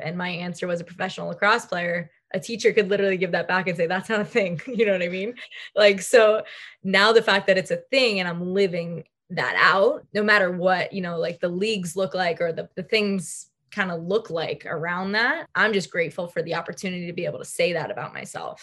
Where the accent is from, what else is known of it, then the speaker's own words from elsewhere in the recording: Long Island, New York, United States; I grew up on Long Island.